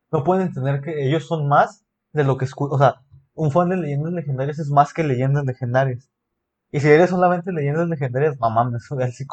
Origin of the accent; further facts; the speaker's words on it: Mexico; México, o sea, no, no simplemente soy mexicano, no, sino